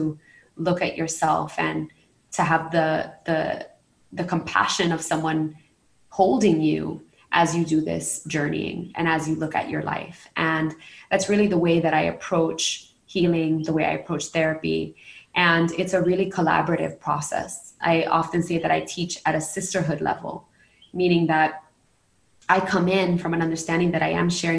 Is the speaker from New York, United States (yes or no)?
yes; New York City, New York, United States; moved away as an adult; now in Puerto Rico; I'm a New Yorican, born and raised in Brooklyn and then in Queens, and now I'm living in Puerto Rico